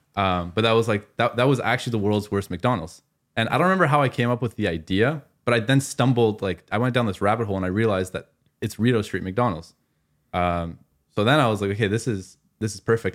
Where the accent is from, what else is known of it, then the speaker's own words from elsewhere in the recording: Afghanistan; I'm from Afghanistan